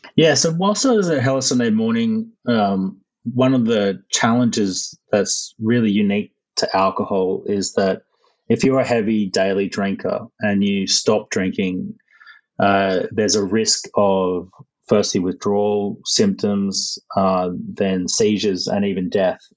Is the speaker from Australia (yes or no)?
yes; Caloundra, Queensland, Australia; where I grew up is in Caloundra in Queensland, um, up in the north of Australia